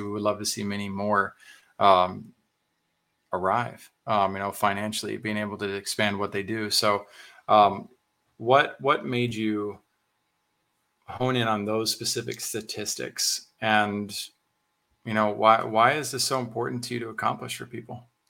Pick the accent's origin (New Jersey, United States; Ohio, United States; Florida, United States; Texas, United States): Texas, United States; as a Texan